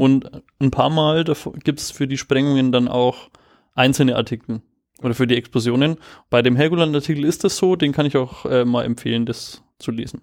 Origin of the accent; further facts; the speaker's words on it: Germany; als Deutscher